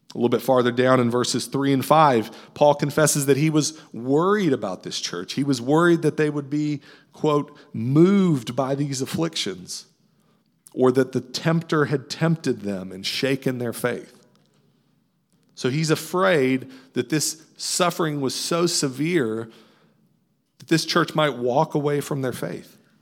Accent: right outside Fort Knox, Kentucky, United States; I grew up in Kentucky right outside of Fort Knox military base

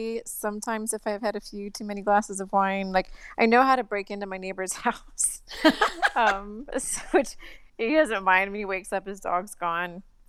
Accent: California, United States; moved away as an adult; also born or lived in England / Australia; now in Nicaragua; I'm American, but I haven't lived in the States in 20 years almost. And I actually moved to Nicaragua.

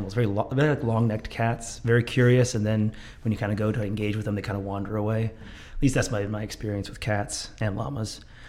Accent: Mount Vernon, Washington, United States; moved away as an adult; also born or lived in Seattle, Washington; now in Everett, United States; I grew up in Mount Vernon, but I went to school at the University of Washington

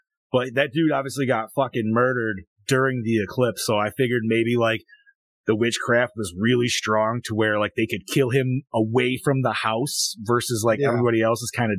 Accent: New York, United States; Dude, you know how many times I tell people I'm from New York and they're like, oh, New York City? I'm like, nah.

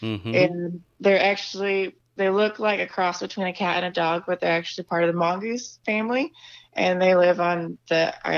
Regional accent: Napa, California, United States; So I grew up in Napa. Like I said earlier, I grew up super religious, Seventh-day Adventist.

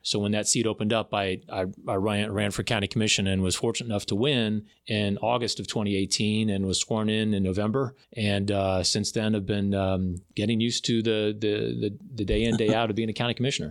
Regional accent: Florida, United States; also born or lived in Tallahassee; I was born and raised in Florida. I've lived all over the state and then, um, came to Tallahassee in two thousand one

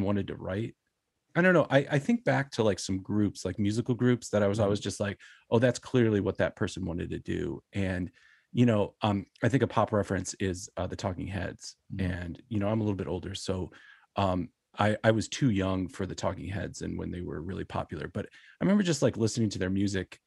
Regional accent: Buffalo, New York, United States; I grew up in Buffalo

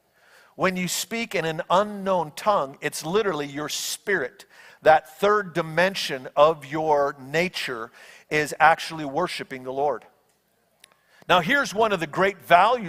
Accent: Burt, Iowa, United States; My dad was pastoring this little church in Burt, Iowa

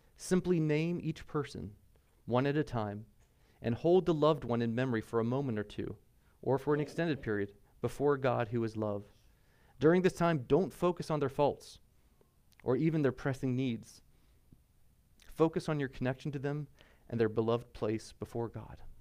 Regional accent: United States; I'm American

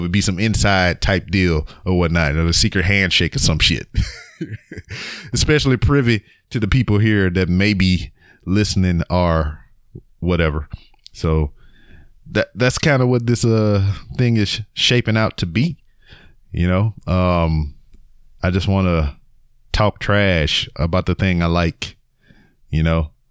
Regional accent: Lake Charles, Louisiana, United States; I'm from Lake Charles, Louisiana

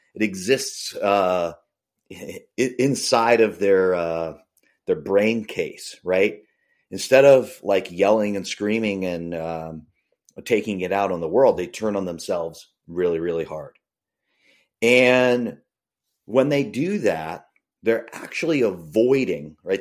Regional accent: Boston suburbs, Massachusetts, United States; I grew up in the Boston suburbs

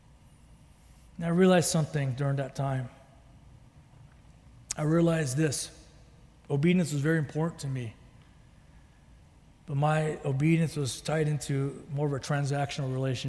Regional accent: United States; I'm Japanese American

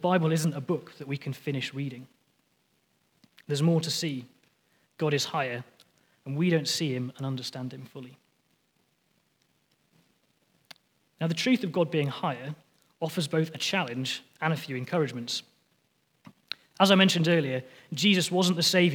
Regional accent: near the Lake District, North West England, United Kingdom; moved away; I was born just near the Lake District down in England.

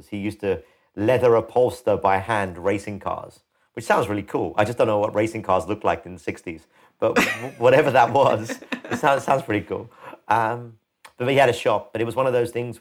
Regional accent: London, United Kingdom; I grew up in London. I was born in London.

